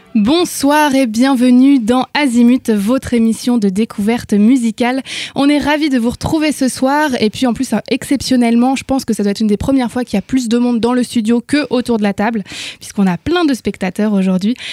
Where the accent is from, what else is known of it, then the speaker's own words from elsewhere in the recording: Bugey, Auvergne-Rhône-Alpes, France; Ma région natale